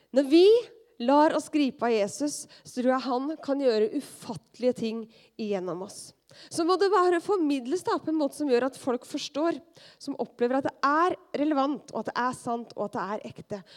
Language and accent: Norwegian; Skien, Telemark, Norway; moved away; mitt miljø som ungdom hjemme i Skien